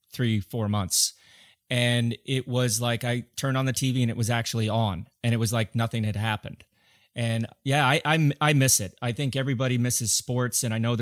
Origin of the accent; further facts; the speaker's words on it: United States; being an American that rode for Cofidis myself